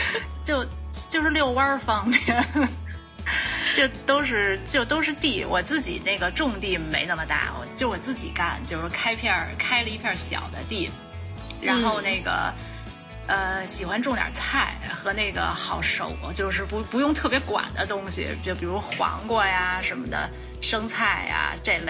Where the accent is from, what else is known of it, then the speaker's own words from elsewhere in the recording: Beijing, China; moved away; 我我是北京人，从小在北京